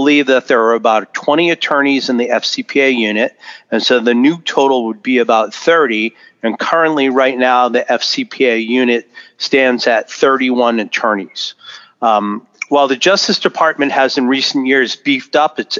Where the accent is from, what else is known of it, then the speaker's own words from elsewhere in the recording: Los Angeles, California, United States; my hometown of Los Angeles